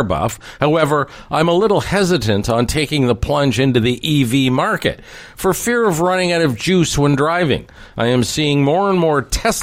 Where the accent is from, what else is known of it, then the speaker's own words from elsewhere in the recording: Toronto, Ontario, Canada; when I grew up in Scarborough